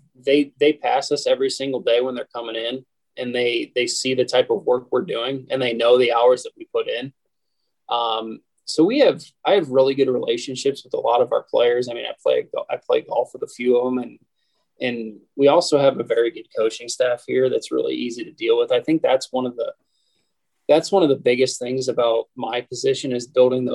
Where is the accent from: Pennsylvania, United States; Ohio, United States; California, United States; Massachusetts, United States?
Ohio, United States; just south of Toledo, Northwest; moved away as an adult; also born or lived in New York City; now in Pittsburgh, United States; I grew up in Northwest Ohio, just south of Toledo